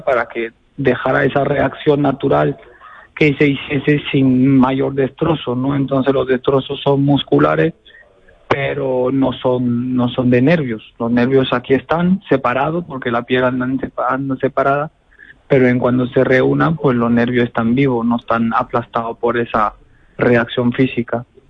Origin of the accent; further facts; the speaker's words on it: Béziers, Occitania, France; Soy de Beciers, nacido en Beciers. De padre portugués